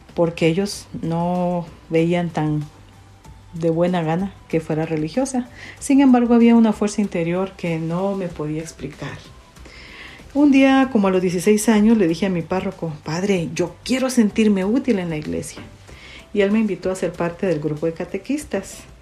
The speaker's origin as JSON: {"language": "Spanish", "town": "San José Pinula", "region": "Guatemala Department", "country": "Guatemala", "tie": "born or raised there", "also_born_or_lived": "Costa Rica", "said": "Nací en San José Pinula, Guatemala"}